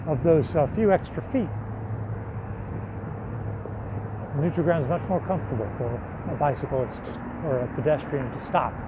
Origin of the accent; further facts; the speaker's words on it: American Midwest, United States; now in New Orleans, United States; growing up in the American Midwest.